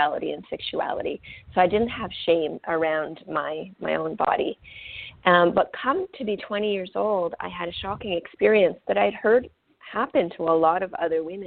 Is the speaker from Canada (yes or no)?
yes; central Canada, Canada; first language French; English is a second language; when I was about 3, my parents relocated to the central part of Canada, and we lived on Native reservations